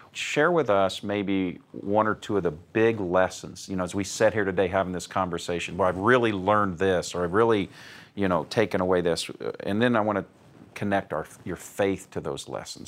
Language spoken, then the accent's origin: English; Indianapolis, Indiana, United States; I'm in my hometown of Indianapolis, Indiana